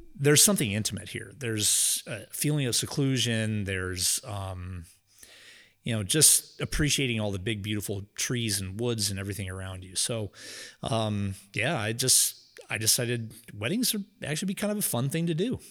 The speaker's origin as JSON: {"language": "English", "town": "Louisville", "country": "United States", "tie": "born or raised there", "said": "I was born and raised in Louisville"}